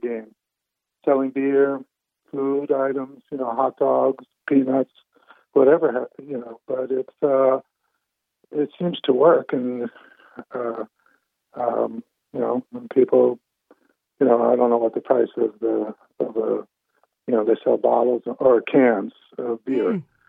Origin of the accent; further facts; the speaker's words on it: United States; moved away; my experiences growing up in the States